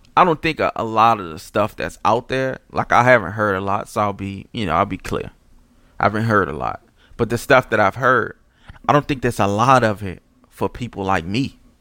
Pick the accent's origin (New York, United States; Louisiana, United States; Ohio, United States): Louisiana, United States; New Orleans; I'm from Pauline and Saint Claude.